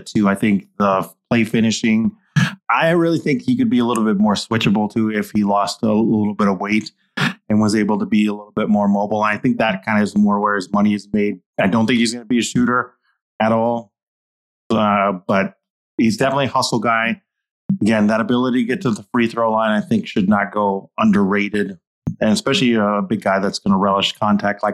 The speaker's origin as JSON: {"language": "English", "town": "Albuquerque", "region": "New Mexico", "country": "United States", "also_born_or_lived": "Michigan", "moved": "yes", "lives_now": "Tucson, United States", "said": "from Albuquerque, New Mexico"}